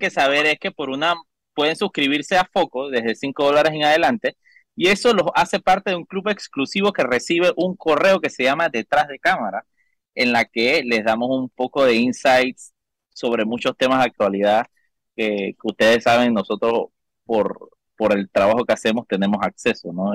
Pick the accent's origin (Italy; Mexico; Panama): Panama; como ciudadano panameño en este, en este país